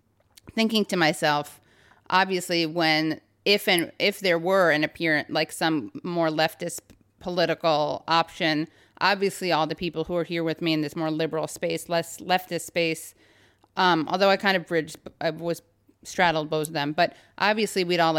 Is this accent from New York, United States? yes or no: yes; New York, United States; I grew up, speaking of lefty, I grew up on the Upper West Side, which is like a classic haven. It used to be.